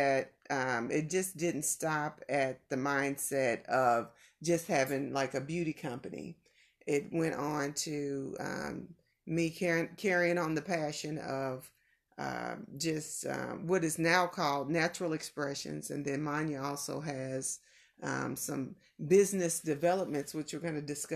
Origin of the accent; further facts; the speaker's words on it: Kansas City, Missouri, United States; now in Las Vegas, United States; I'm from Kansas City too